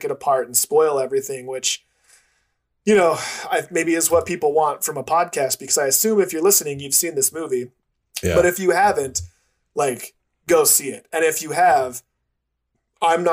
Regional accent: United States; as an American, it's different living in America

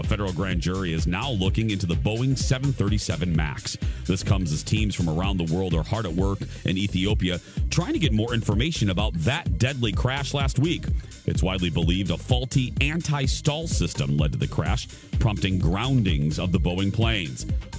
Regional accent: Indiana, United States; accent: Indiana; It's the remnants of my Indiana accent coming out, I guess, especially on the TV show.

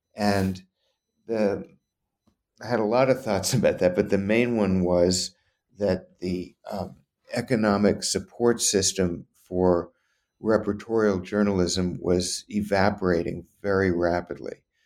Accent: New Orleans, Louisiana, United States; moved away; I grew up in Louisiana

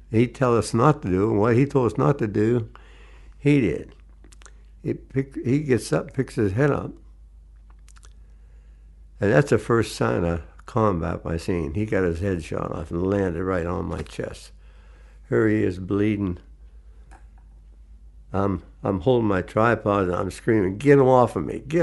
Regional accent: New Brighton, Pennsylvania, United States; I was born in New Brighton, Pennsylvania, January 21st, 1926.

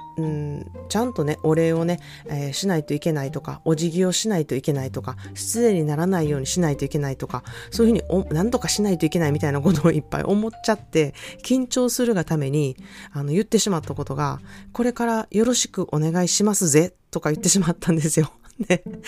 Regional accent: Osaka, Japan; accent: Osaka dialect; moved away as an adult; now in California, United States; 私もこんなに大阪弁がバリバリに話せて、見かけもめっちゃ日本人やのに、やはりね、30年もアメリカ生活をしていると

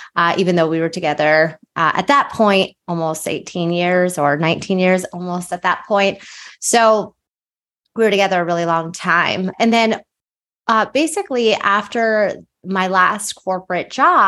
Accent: outside of Philadelphia, Pennsylvania, United States; moved away as an adult; also born or lived in New Jersey; I grew up outside of Philadelphia

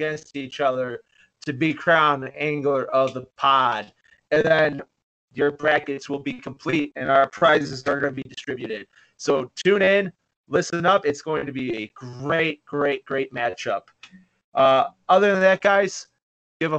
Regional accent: Chicago, Illinois, United States; born and raised here from Chicago

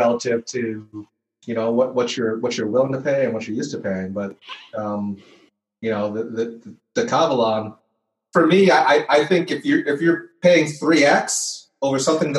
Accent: Long Island, New York, United States; I'm from Long Island.

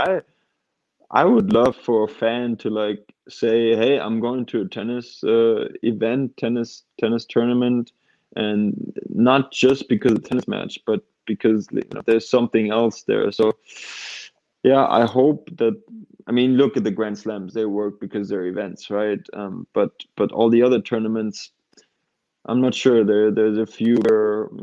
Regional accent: Karlsruhe, Baden-Württemberg, Germany; my hometown club in Karlsruhe

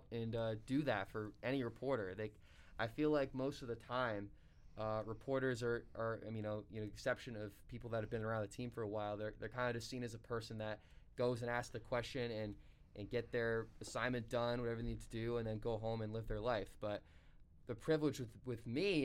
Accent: Seekonk, Massachusetts, United States; my hometown public school in Seekonk

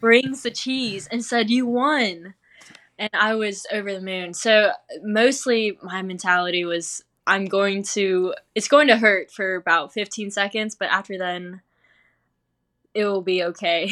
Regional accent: Smithfield, North Carolina, United States; I grew up in Smithfield, North Carolina

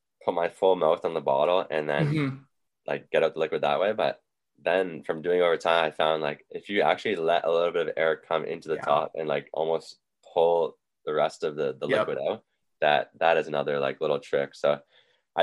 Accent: Windsor, Ontario, Canada; also born or lived in Arizona; here in my hometown

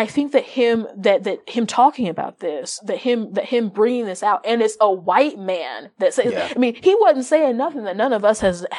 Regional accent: Midwest, United States; I'm from the Midwest and from the country.

